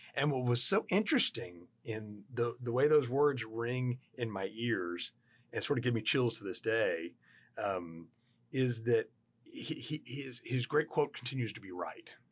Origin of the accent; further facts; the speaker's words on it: Houston, Texas, United States; growing up in Houston, Texas